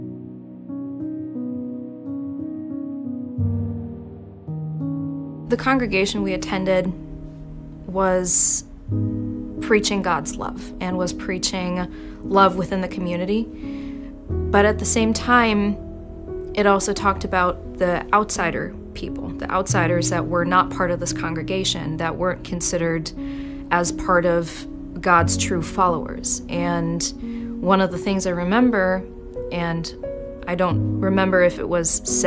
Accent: Augsburg, Bavaria, Germany; moved away as an adult; now in Tucson, United States; I was born and raised in Augsburg, Germany. I moved to Tucson in 2020

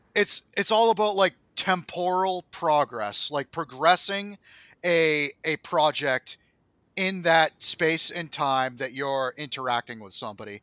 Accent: United States; as an American

